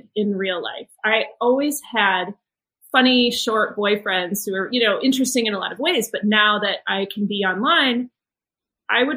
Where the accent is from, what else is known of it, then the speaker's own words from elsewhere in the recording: United States; I'm from the United States